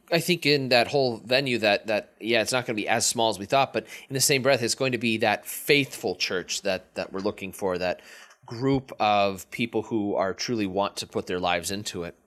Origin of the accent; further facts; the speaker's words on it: Erie, Pennsylvania, United States; also born or lived in Meadville, Pennsylvania; I moved from Meadville, Pennsylvania, back home to Erie